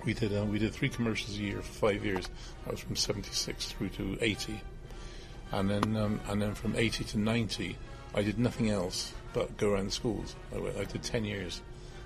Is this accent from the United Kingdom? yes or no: yes; Bristol, South West England, United Kingdom; I'm from Bristol. My home is in Bristol